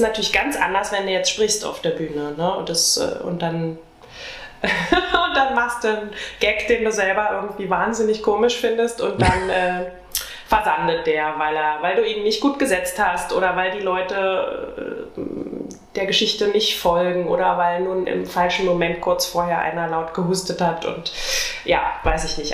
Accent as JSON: {"language": "German", "region": "Brandenburg", "country": "Germany", "said": "Also ich bin ja eigentlich Brandenburgerin"}